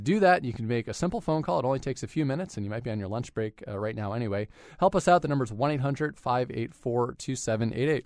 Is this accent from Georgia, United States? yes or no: no; West Hartford, Connecticut, United States; from West Hartford, my hometown